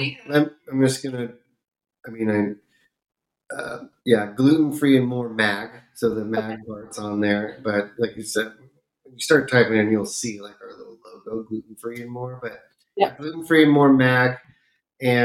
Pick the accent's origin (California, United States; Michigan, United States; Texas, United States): California, United States; now in Florida, United States; where I grew up in California, we have a lot of really good Indian food. And now I'm out in Florida